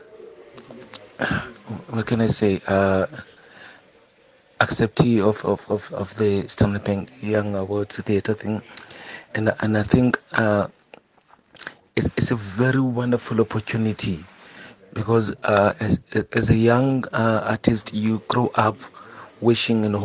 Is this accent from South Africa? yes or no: yes; Cape Town, Western Cape, South Africa; I'm from Khayelitsha